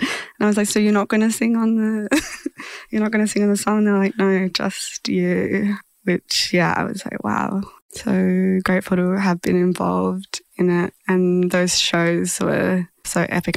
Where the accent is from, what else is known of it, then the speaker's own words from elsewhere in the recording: Horsham, Victoria, Australia; moved away; I grew up in Horsham